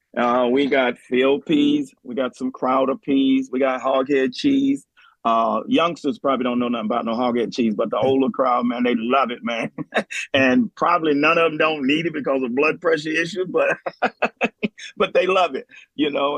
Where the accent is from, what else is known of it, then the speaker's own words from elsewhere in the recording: New Orleans, Louisiana, United States; now in Kent, United States; we was growing up in New Orleans